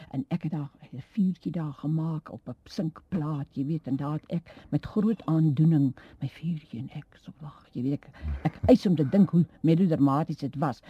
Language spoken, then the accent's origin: Afrikaans; Hoekwil, Western Cape, South Africa; moved away as an adult; also born or lived in George; Ek is gebore in Hoekwil. Jy weet dit is 'n klein plekie daar naby George.